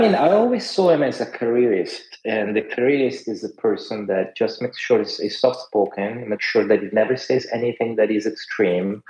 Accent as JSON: {"language": "English", "country": "Italy", "tie": "born or raised there", "moved": "yes", "said": "I grew up in Italy"}